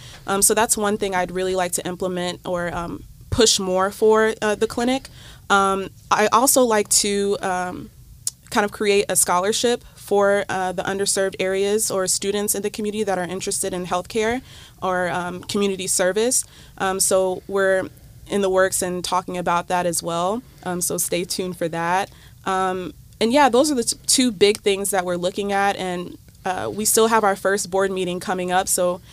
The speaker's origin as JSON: {"language": "English", "region": "Florida", "country": "United States", "lives_now": "Ohio, United States", "said": "but I'm from Florida, actually, so Ohio is very new to me"}